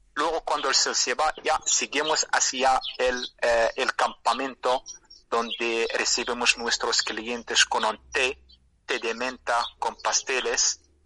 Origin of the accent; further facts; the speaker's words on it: Merzouga, Drâa-Tafilalet, Morocco; Spanish is a second language; mi pueblo se llama Mersuga